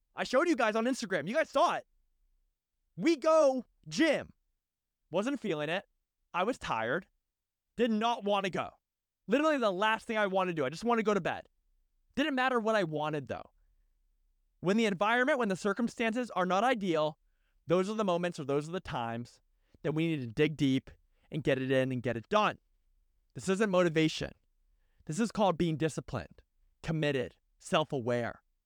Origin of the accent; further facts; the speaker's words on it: United States; as an American